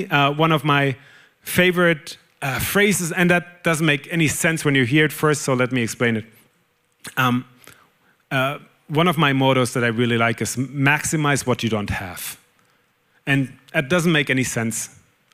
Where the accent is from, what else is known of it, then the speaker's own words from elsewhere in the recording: Germany; accent: German; English is a second language; moved away; I'm German, whoever hasn't figured that out yet on my accent. I'm German